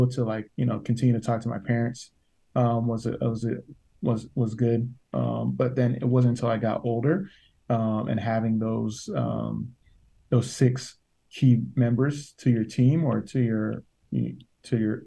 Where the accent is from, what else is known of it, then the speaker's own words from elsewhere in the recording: United States; growing up in America